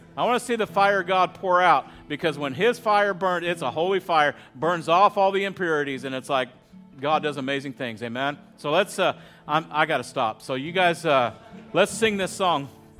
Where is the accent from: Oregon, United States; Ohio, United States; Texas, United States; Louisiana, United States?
Texas, United States; moved away as an adult; now in California, United States; I'm from Texas